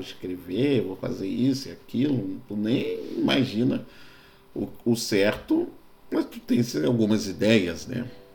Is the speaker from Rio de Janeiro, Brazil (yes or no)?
yes; Rio de Janeiro, Brazil; Eu sou carioca, minha, quando eu nasci, minha mãe, sou filho de mãe solteira, minha mãe morava no, no Morro da Cachoeirinha